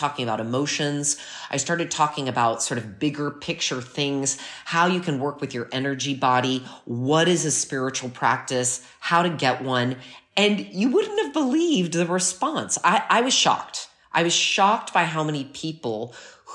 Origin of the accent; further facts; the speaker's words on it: United States; now in Milan, Italy; I'm American